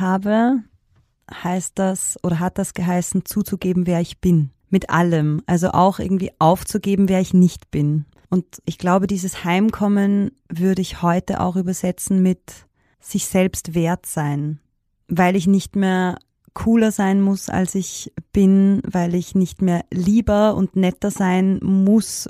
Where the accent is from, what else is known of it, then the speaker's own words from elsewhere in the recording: Upper Austria, Austria; accent: Upper Austrian dialect; ich bin in Oberösterreich geboren. Also ich äh, mache meine Musik eben auch im oberösterreichischen Dialekt